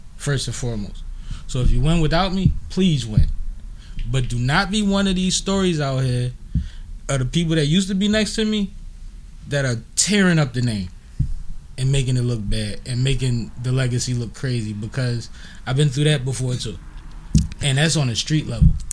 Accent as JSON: {"language": "English", "town": "Philadelphia", "region": "Pennsylvania", "country": "United States", "also_born_or_lived": "Baltimore", "said": "I'm from Philly."}